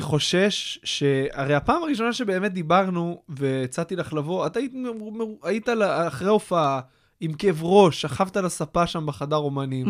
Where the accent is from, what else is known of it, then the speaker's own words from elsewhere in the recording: Kfar Hasidim, Haifa District, Israel; also born or lived in United States; גדלתי ליד חיפה, בכפר חסידים